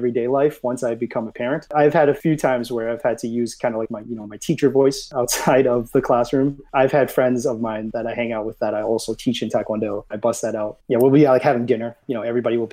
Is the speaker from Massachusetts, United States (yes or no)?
yes; Boston, Massachusetts, United States; I grew up in Boston, Massachusetts, specifically in the Chinatown neighborhood